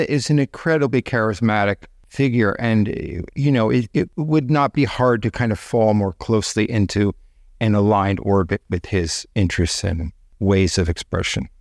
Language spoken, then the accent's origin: English; Connecticut, United States; also born or lived in Northeast United States; I was born in Connecticut in nineteen fifty-seven